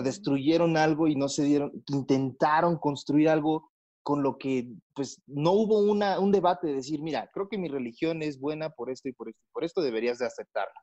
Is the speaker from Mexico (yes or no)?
yes; Mexico